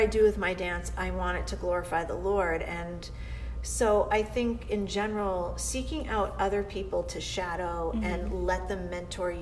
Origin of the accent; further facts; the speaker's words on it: Boston, Massachusetts, United States; also born or lived in southern New Hampshire; I'm a Bostonian. I'm from New England